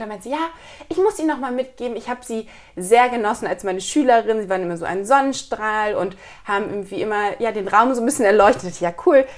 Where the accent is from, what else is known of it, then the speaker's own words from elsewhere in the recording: Kiel, Schleswig-Holstein, Germany; moved away as an adult; also born or lived in Hamburg; ich komme eigentlich aus Kiel